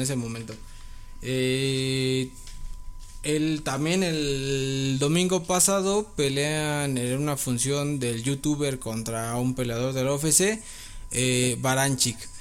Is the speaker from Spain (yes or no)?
no; Mexico; como mexicano podría decir